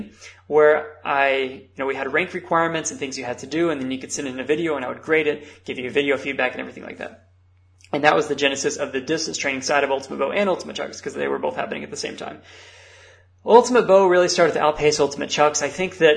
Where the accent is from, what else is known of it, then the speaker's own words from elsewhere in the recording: United States; I am American